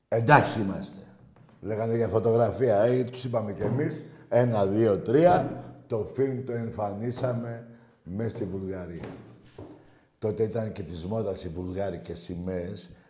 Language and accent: Greek; Piraeus, Attica, Greece; γιατί το άλλο που είμαστε κάποιοι από τον Πειραιά ε, λίγο είναι